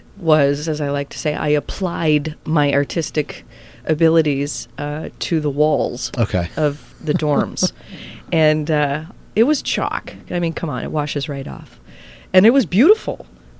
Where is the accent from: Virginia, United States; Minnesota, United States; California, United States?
Minnesota, United States; So he brought me into the Packer fold, as it were. And I grew up with, got some pretty good metal inside me growing up in Packer fan in Viking country.